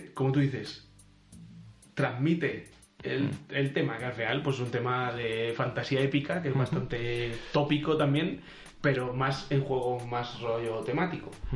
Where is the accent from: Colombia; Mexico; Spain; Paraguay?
Spain; Albacete, Castilla-La Mancha; éramos de la tierra de Don Quijote